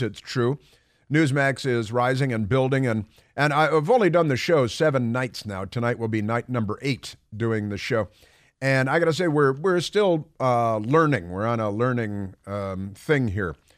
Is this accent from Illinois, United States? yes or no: yes; Chicago, Illinois, United States; moved away; I grew up in Chicago